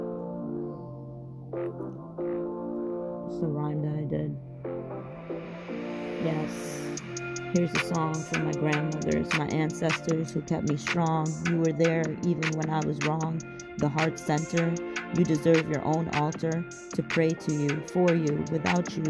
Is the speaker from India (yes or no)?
yes; Bengal, India; So I'm from India, obviously. I'm Bengali.